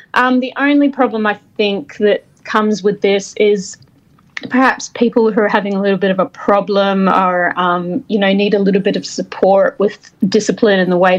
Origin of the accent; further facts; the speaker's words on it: Scotland, United Kingdom; now in Australia; I'm originally from Scotland, but have lived in Australia for a very long time.